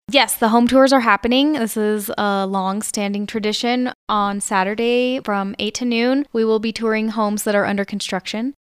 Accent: Coal Creek Canyon, Colorado, United States; also born or lived in Humboldt, California; now in Crestone, United States; I grew up outside of Denver in the mountains in Coal Creek Canyon.

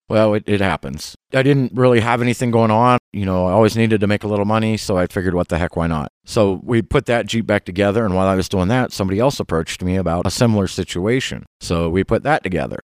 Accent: southern Ohio, United States; moved away as an adult; also born or lived in North Carolina; now in San Luis Valley, United States; originally, I'm from, uh, southern Ohio, corn country

